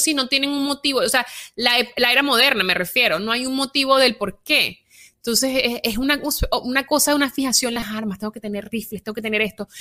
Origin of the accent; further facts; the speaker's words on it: Venezuela; moved away; yo vengo de Venezuela donde hay una tiranía perpetuada en el poder por 20 años